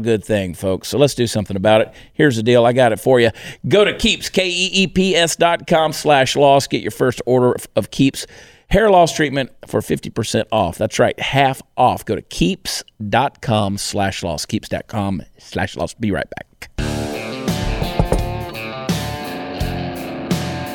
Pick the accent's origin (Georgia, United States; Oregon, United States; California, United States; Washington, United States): Georgia, United States; Augusta; I grew up in Augusta, Georgia